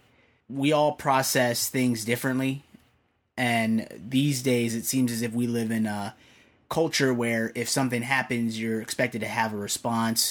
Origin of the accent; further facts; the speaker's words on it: Naperville, Illinois, United States; I've grown up in a predominantly white suburb of Chicago.